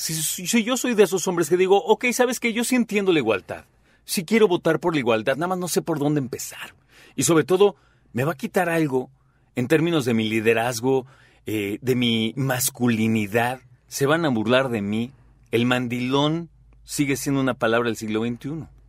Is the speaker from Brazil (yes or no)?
no; Mexico; nuestro rol como mexicanos